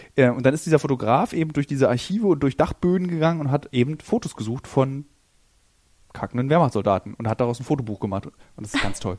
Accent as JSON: {"language": "German", "region": "Berlin", "country": "Germany", "said": "als Berliner ist mein Handlungsspielraum ist, ist oft in Berlin"}